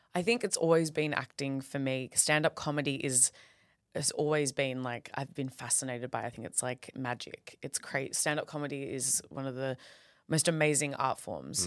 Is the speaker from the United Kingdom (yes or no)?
no; Perth, Western Australia, Australia; I'm from Perth. I love Perth